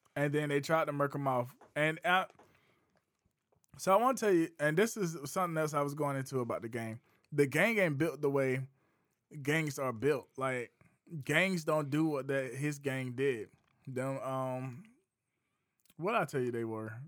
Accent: South Carolina, United States; I'm from Bates Burley, East South Carolina

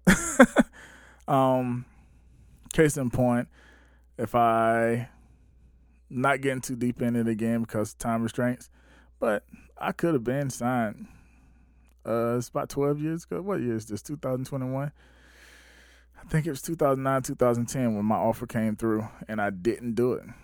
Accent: Batesburg-Leesville, South Carolina, United States; my hometown, Bates Square, Leesville, South Carolina

